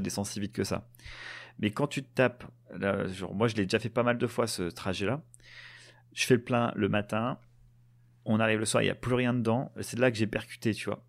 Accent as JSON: {"language": "French", "country": "France", "said": "en tant que Français"}